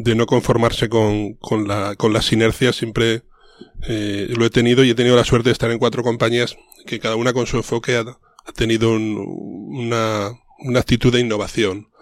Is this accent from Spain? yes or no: yes; León, Castile and León, Spain; moved away; also born or lived in Madrid; yo soy un leonés